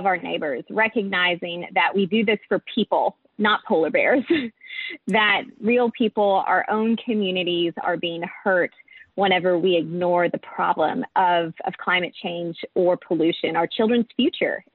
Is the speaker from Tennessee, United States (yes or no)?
yes; East Tennessee, United States; also born or lived in Atlanta, Georgia; now in Washington, D.C., United States; I grew up in East Tennessee